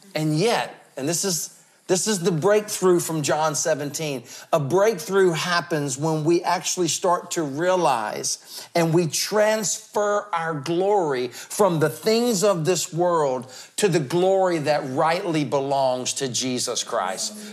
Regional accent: the South, United States; I'm from the South

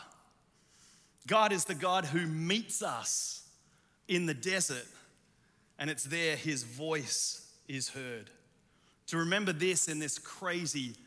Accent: Australia; moved away; also born or lived in Chicago; I'm Australian

